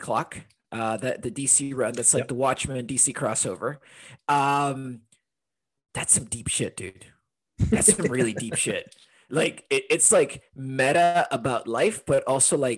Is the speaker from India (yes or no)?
no; Honduras; also born or lived in London, United Kingdom; now in Portland, United States; I'm originally from Honduras